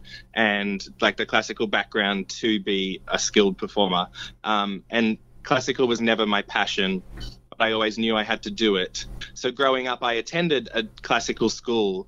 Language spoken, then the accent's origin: English; Gold Coast, Queensland, Australia; born or raised there; also born or lived in Seymour, Victoria, Australia